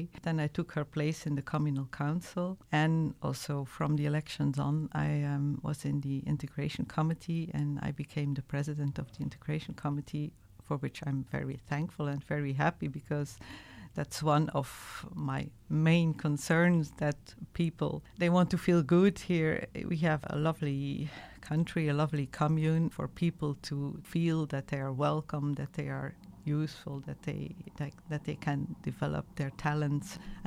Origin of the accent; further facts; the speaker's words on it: Belgium; moved away as an adult; now in Luxembourg; I'm from Belgium. I'm a Belgian citizen, and we moved here 29 years ago for my husband's job